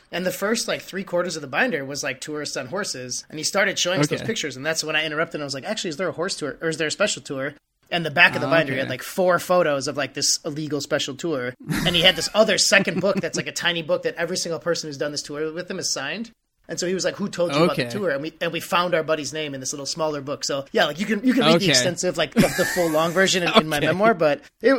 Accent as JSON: {"language": "English", "country": "United States", "tie": "born or raised there", "said": "I had never really had a past like with like any cocaine use or anything growing up in the States"}